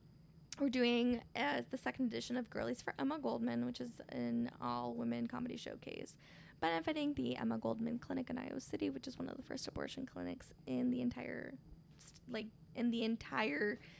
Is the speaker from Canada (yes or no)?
no; Michoacán, Mexico; It's actually my home state, Michoacán, Mexico, it is deemed on the top 5 most dangerous states in Mexico.